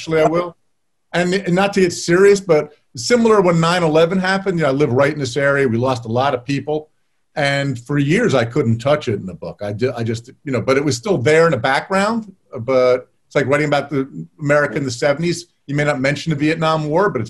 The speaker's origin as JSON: {"language": "English", "region": "New Jersey", "country": "United States", "tie": "born or raised there", "said": "my hometown in New Jersey"}